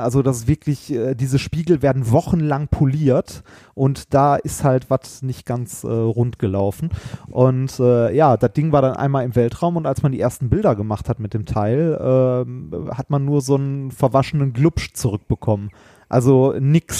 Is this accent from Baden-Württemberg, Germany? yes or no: no; Essen, North Rhine-Westphalia, Germany; bin ich in Altendorf groß geworden